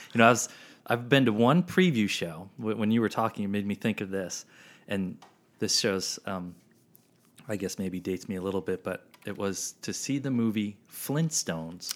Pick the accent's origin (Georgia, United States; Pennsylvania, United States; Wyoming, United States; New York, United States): Pennsylvania, United States; I grew up in Pennsylvania